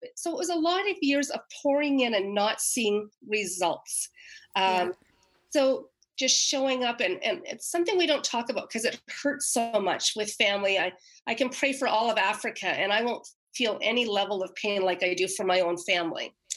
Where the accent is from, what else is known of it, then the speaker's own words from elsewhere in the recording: Canada; moved away; I happen to be back in my hometown right now, a little town across the river from Quebec